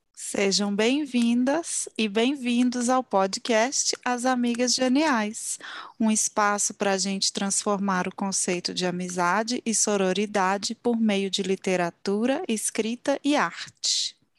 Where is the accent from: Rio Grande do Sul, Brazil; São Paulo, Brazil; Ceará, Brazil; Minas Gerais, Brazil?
Minas Gerais, Brazil; Belo Horizonte; Belo Horizonte, minha terra natal.